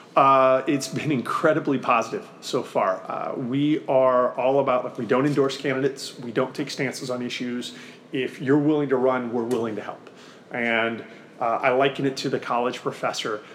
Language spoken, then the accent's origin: English; Missouri, United States; Missouri, my, my home state